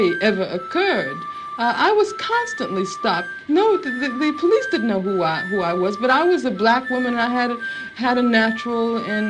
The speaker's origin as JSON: {"language": "English", "town": "Birmingham", "region": "Alabama", "country": "United States", "tie": "born or raised there", "said": "I grew up in Birmingham, Alabama."}